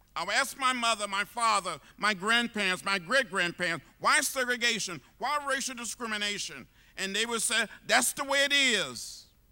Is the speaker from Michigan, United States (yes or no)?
no; Troy, Alabama, United States; moved away as an adult; also born or lived in Nashville, Tennessee; growing up outside of Troy, Alabama, fifty miles from Montgomery